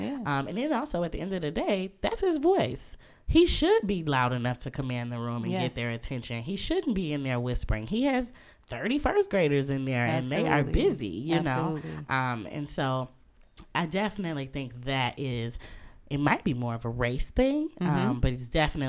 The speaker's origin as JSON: {"language": "English", "town": "Muskegon", "region": "Michigan", "country": "United States", "said": "So I'm originally from Muskegon, Michigan, which is on the other side of the state. Yes, shout out to 231 over everything all the time."}